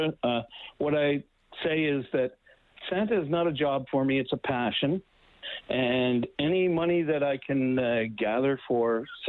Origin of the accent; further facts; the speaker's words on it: Winnipeg, Manitoba, Canada; moved away as an adult; now in Edmonton, Canada; I grew up in Winnipeg